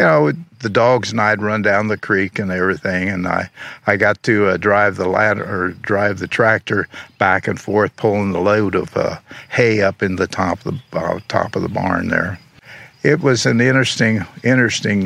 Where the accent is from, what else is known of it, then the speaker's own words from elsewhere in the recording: Xenia, Ohio, United States; also born or lived in Marysville, Ohio / Columbus, Ohio / New York City / Toledo, Ohio; I grew up here in Xenia.